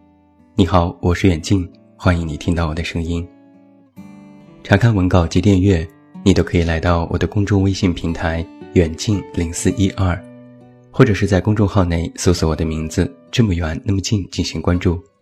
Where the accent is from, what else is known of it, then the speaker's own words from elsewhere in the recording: Taiyuan, Shanxi, China; 单就每天的流动人口三百万，就已经抵得上我的家乡山西太原的总人口数。